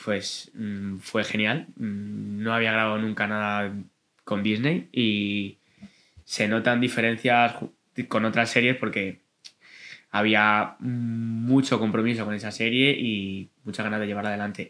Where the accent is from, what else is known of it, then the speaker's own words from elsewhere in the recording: Madrid, Community of Madrid, Spain; soy de aquí de Madrid, de un barrio muy bonito que se llama Vallecas